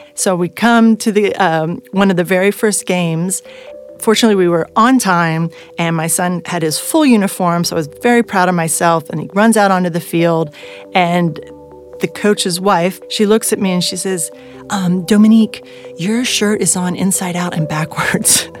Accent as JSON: {"language": "English", "town": "Bordeaux", "region": "Nouvelle-Aquitaine", "country": "France", "tie": "born or raised there", "moved": "as an adult", "lives_now": "United States", "said": "I am half French and I am half American. I grew up in Bordeaux"}